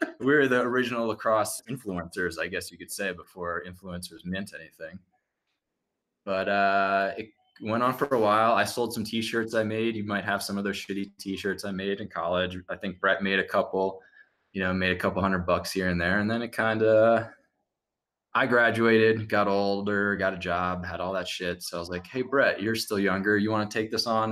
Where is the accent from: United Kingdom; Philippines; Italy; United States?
United States; New Jersey; I'm from Jersey